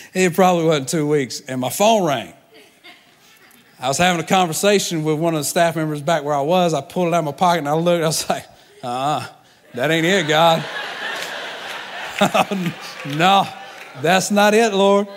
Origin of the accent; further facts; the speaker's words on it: Georgia, United States; moved away as an adult; now in Tampa, United States; I'm a Georgia boy.